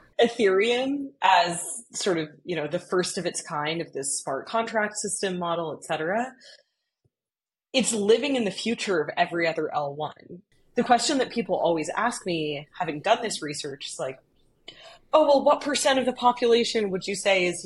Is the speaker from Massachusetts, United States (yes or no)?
yes; Boston, Massachusetts, United States; moved away as an adult; also born or lived in Bay Area, California; now in San Francisco Bay Area, United States; I grew up in the Boston area.